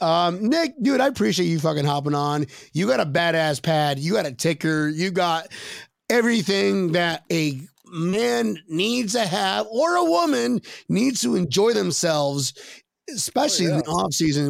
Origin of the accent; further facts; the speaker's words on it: Scotland, United Kingdom; I'm from Scotland. I'm from Scotland.